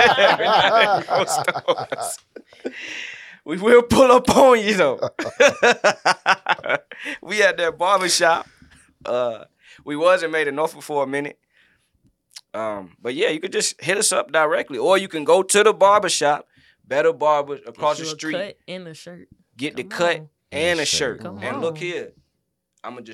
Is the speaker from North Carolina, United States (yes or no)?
yes; Greenville, North Carolina, United States; I'm from here in Greenville, North Carolina